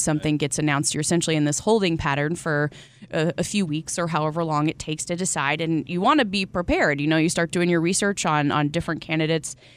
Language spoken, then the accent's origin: English; North Carolina, United States; certainly Darren and I grew up in North Carolina